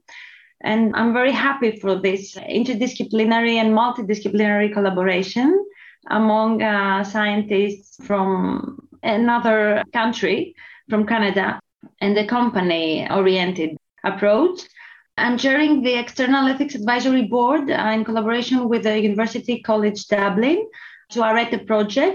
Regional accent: Athens, Attica, Greece; I'm coming from Athens, Greece

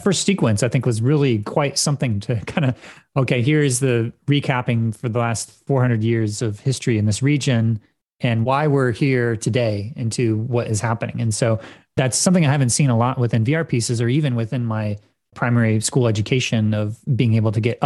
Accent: United States; growing up in the United States

